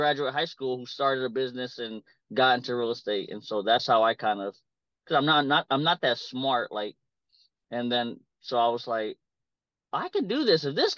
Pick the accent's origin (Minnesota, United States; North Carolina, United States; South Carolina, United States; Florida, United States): South Carolina, United States; moved away as an adult; now in Iowa, United States; I'm actually from South Carolina, and I moved to Iowa for just a change of life and for college.